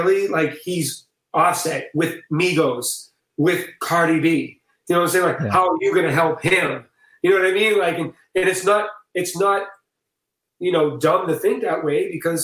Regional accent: Boston, Massachusetts, United States; I'm from Boston, man, so I'm very matter of fact and to the point

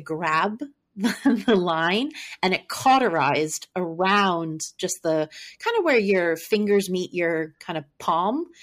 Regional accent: Maryland, United States; I'm from Maryland

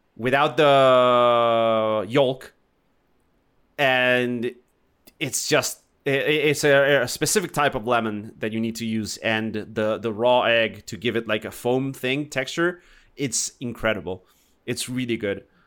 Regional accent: Argentina; now in Chile; I'm Argentinian, but I live in Chile

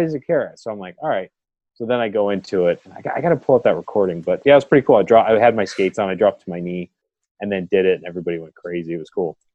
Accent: California, United States; we're from California

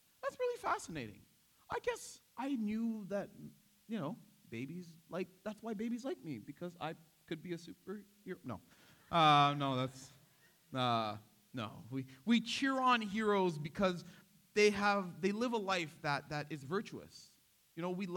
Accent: Toronto, Ontario, Canada; I grew up in Scarborough.

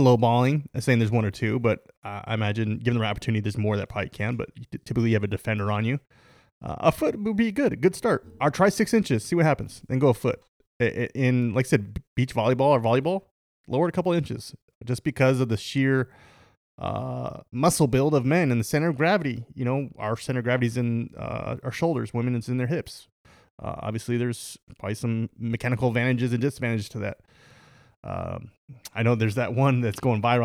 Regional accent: United States; we're American, the Uni-, the United States of America.

